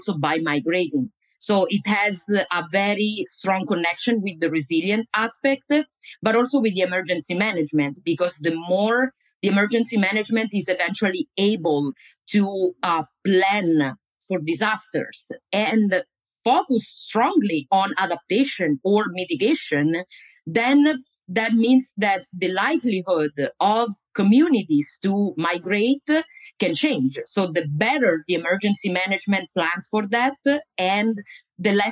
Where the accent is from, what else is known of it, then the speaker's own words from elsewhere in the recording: Italy; moved away as an adult; also born or lived in Florida, United States / New Jersey, United States; now in United States; I am originally from Italy, where I got my first steps in the academic